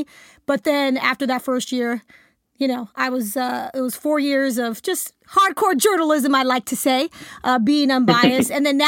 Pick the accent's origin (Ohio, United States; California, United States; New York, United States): California, United States; Bay Area; growing up in the Bay Area